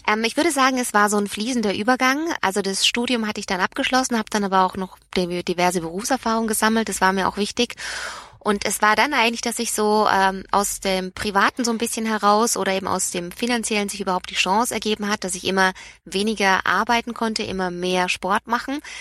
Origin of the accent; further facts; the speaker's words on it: Nuremberg, Bavaria, Germany; aufgewachsen, bin ich in Nürnberg